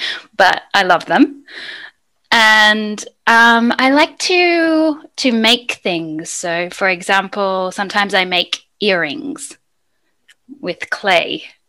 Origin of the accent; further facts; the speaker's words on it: Sydney, New South Wales, Australia; moved away as an adult; now in Madrid, Spain; I'm from Sydney, Australia.